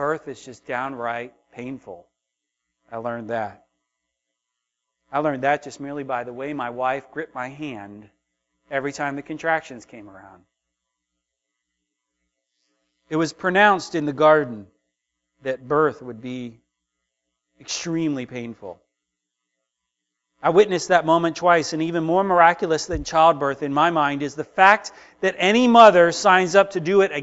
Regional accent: United States; as American Christians

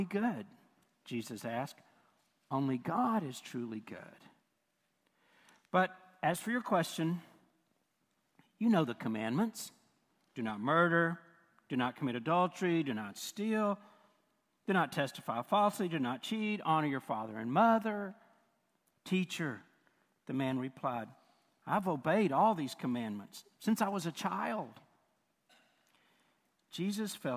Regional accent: United States; we, not just as Americans, but even as American Christians

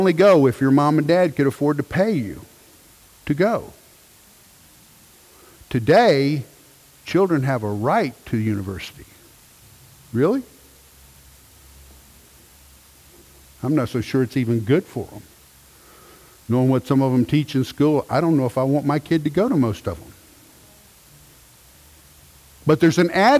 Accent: United States; When we go to a different country, I'm American.

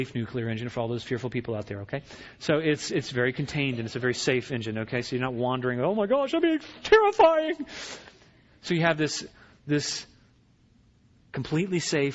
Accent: Virginia, United States; I grew up in Virginia

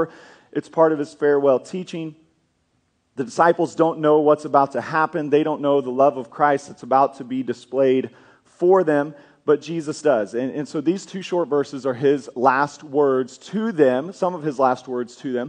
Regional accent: Kansas, United States; moved away as an adult; now in Oklahoma, United States; I grew up in Kansas

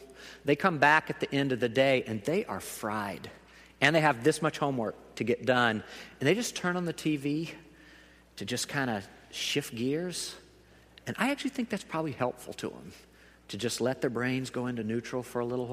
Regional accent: the South, United States; I am from the South

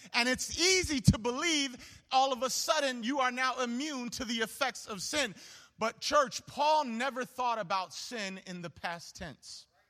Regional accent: Homewood, Illinois, United States; I grew up in Homewood

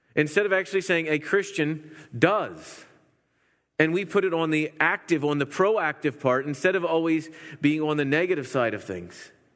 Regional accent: Pennsylvania, United States; moved away; I'm from Pennsylvania

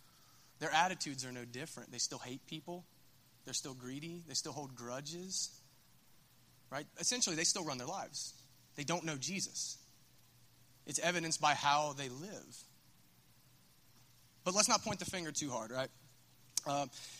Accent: Minford, Ohio, United States; I'm from Minford

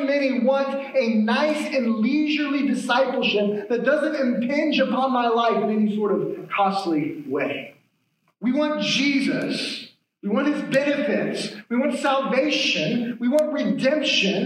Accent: United States; as Americans, and I think this is a unique temptation we face as American Christians

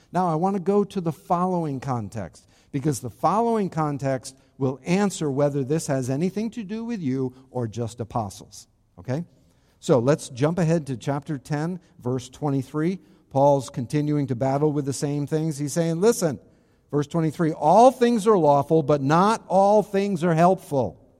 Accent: Charlestown, Rhode Island, United States; my hometown in New England, not Florida, in New England, in Rhode Island specifically, in Charlestown, Rhode Island, very specifically. That's my hometown

